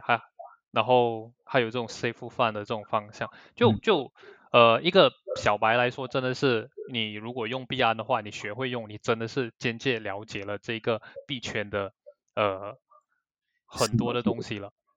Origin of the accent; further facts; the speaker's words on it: Malaysia; 我们马来西亚这边